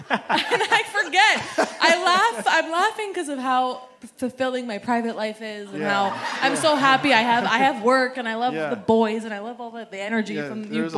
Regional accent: Boston, Massachusetts, United States; now in Los Angeles, United States; I love that. I was born and raised in Boston, and so I'm so used to that.

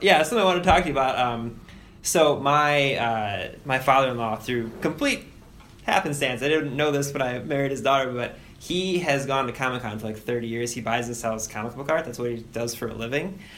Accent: Cleveland, Ohio, United States; we're both from Cleveland

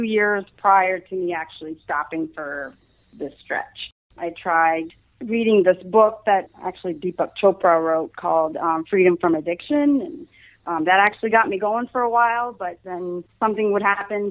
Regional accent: Louisiana, United States; now in New Jersey, United States; I'm originally from Louisiana, currently living in New Jersey

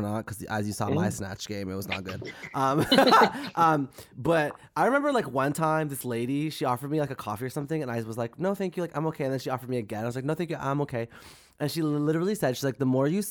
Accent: Canada; as a Canadian

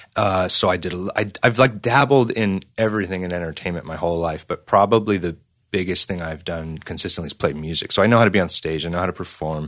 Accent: San Diego, California, United States; growing up in San Diego, I s, first started playing in bands in church

